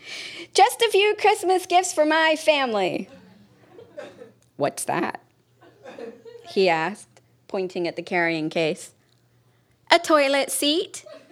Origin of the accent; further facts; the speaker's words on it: United Kingdom; I did ask about it once, which was a mistake because we're British.